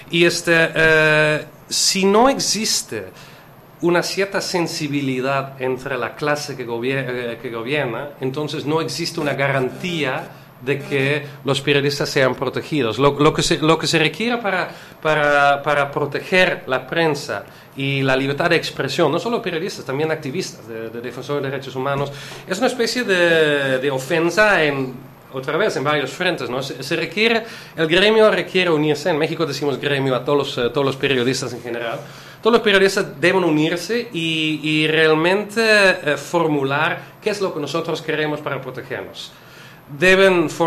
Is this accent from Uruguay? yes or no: no; Netherlands; soy holandés. Holandés. Sí, holandés.